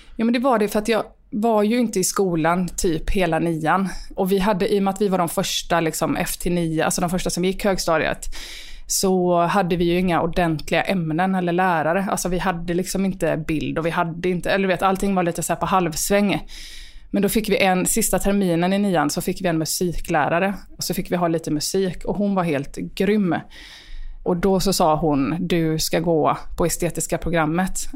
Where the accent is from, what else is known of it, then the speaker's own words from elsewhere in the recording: Rolfstorp, Halland County, Sweden; also born or lived in Varberg; sen så flyttade vi ganska snabbt till Rolfstorp då, där jag är uppvuxen